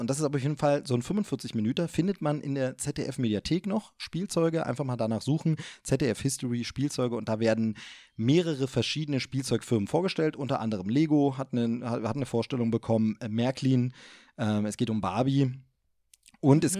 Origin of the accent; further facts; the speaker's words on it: East Germany, Germany; wir sind Ossi-Kinder